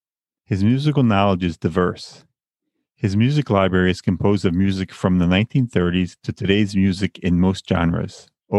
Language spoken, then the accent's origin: English; Long Island, New York, United States; also born or lived in Bay Ridge, Brooklyn; I am not Asian, born and raised in Long Island, New York, a place I always wanted to leave.